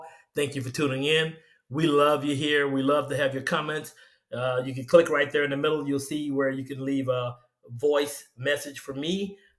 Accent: Vicksburg, Mississippi, United States; I'm from Vicksburg, Mississippi. Wonderful town. Love my hometown.

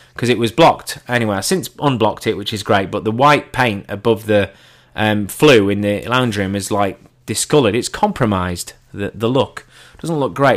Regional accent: England, United Kingdom; I'm English.

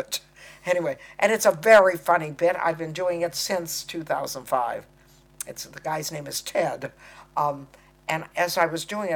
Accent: United States; accent: American; I'm talking American

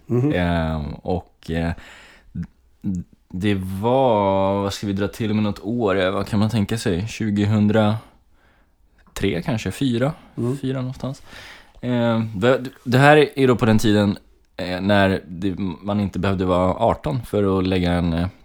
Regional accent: Kalmar, Kalmar County, Sweden; also born or lived in Gotland; now in Gothenburg, Sweden; Eh, och eh, ja, jag är uppväxt i Kalmar. Jag flyttade till, eh, med min familj till Kalmar när jag var tio år. Eh, vi kom från eh, Gotland.

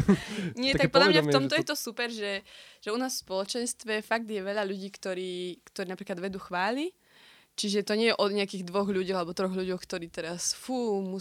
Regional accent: Prievidza, Trenčín Region, Slovakia; Pochádzam z Prievidze, ale korene mám na Novej Bani.

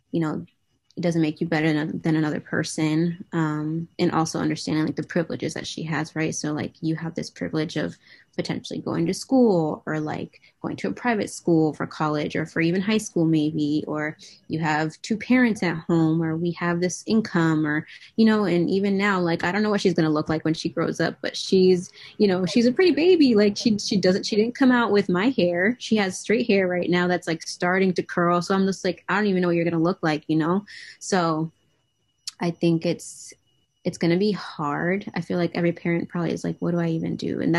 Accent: New England, United States; in New England. Um, I didn't really go out much.

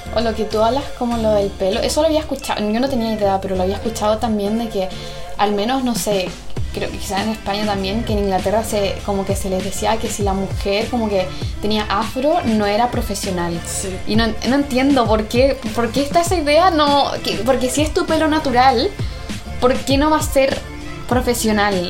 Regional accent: Chile; also born or lived in England; now in United Kingdom; yo me crié en Chile

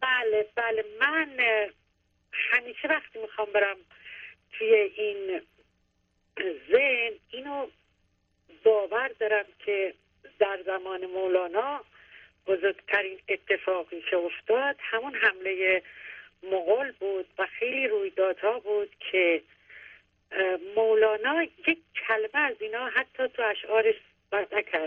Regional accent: Shiraz, Fars, Iran; از بچگی شروع, شروع کردم با حافظ خانی و بچه شیرازم

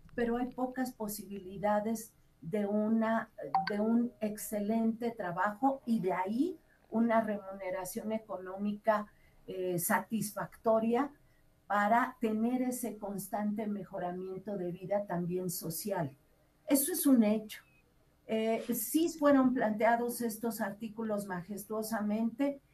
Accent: Mexico; nosotros como mexicanos

